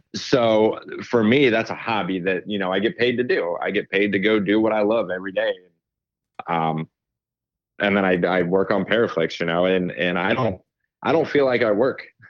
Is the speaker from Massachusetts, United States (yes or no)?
no; Ohio, United States; also born or lived in Pittsburgh; I'm from Ohio